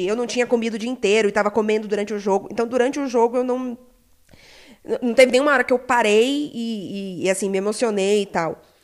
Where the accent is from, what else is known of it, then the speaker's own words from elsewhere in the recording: Belém, Pará, Brazil; sou de Belém do Pará